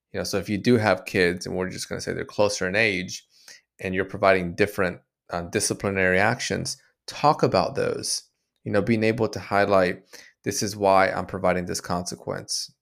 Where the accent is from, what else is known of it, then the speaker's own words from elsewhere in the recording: Dominican Republic; I was born in Dominican Republic as a, um, Latino